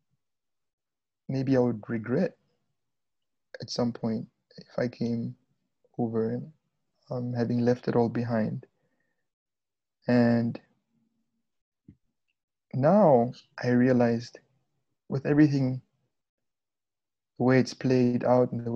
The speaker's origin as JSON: {"language": "English", "town": "Windhoek", "region": "Khomas", "country": "Namibia", "tie": "born or raised there", "also_born_or_lived": "Luanda, Angola", "moved": "yes", "lives_now": "United States", "said": "my hometown in Windhoek, the capital city of Namibia"}